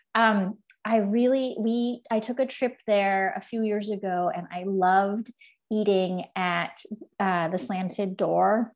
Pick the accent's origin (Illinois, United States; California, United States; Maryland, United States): California, United States; Southern; moved away; also born or lived in Beijing / Paris / Washington, District of Columbia, United States; I am from Southern California